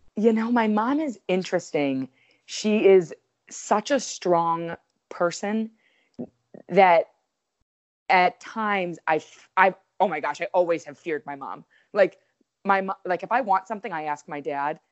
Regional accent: Waltham, Massachusetts, United States; also born or lived in Connecticut; I'm from Waltham. So, I lived fifteen minutes from my actual home

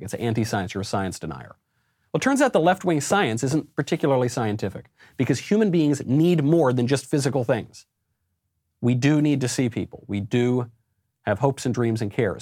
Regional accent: New York, United States; also born or lived in Los Angeles; I'm a New Yorker

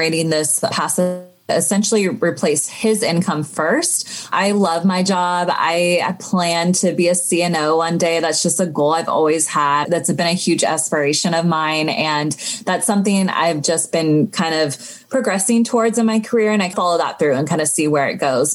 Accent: Sacramento, California, United States; also born or lived in Los Angeles; I grew up in Sacramento

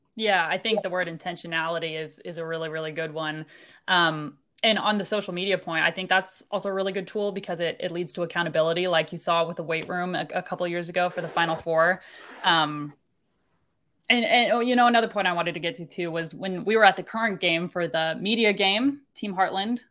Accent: Kansas City, Missouri, United States; growing up in Kansas City, we didn't have a women's professional sports For team.

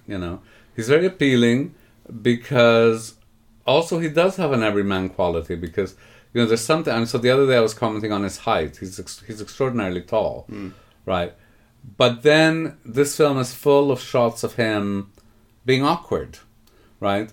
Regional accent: Canada; I grew up in Canada

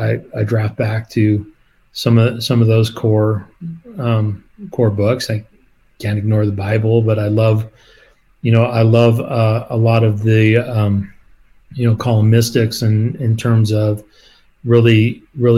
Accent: Colorado, United States; I'm a Colorado kid, born and raised in Colorado, even though I've lived outside of the state

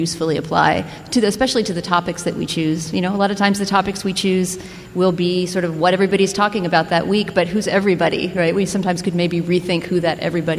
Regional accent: Texas, United States; I mean, I'm not from the East Coast, I'm from Texas, but we all, you know, inhabit this East Coast cultural center

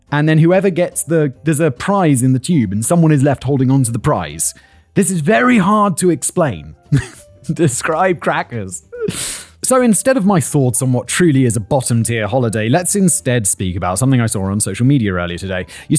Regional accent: United Kingdom; As both a Brit and lawyer, though, I detest this demonstration of public emotion and passion

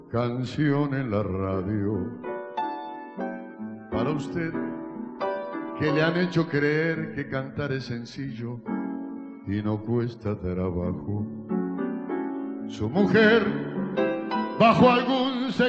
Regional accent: Mendoza, Argentina; Soy de Mendoza, Argentina.

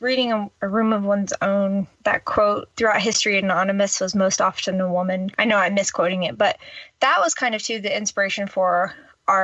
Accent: the South, United States; And I grew up in the South, like what's going on here?

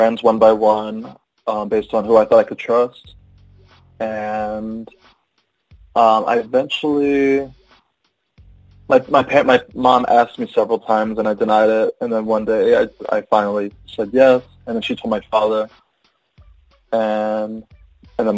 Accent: small beach town next to Atlantic City, southern New Jersey, United States; I am from a small beach town next to Atlantic City. That's in southern New Jersey.

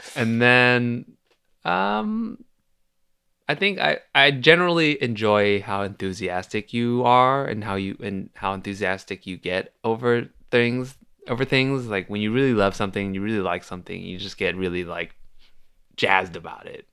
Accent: Milpitas, California, United States; moved away as an adult; now in Los Angeles, United States; I grew up in the Bay Area

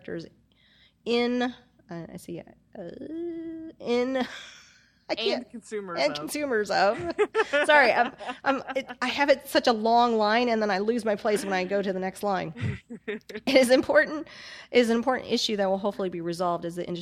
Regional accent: United States; I am an American.

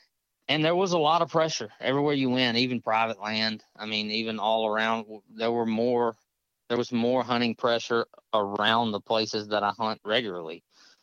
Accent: Southwest Mississippi, United States; now in Baton Rouge, United States; I live just north of Baton Rouge and I'm from Southwest Mississippi.

